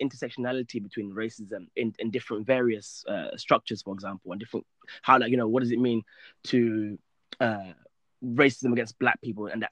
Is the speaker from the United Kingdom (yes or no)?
yes; United Kingdom; moved away as an adult; now in Egypt; I'm a British law graduate, and then I moved to Egypt to pursue Islamic studies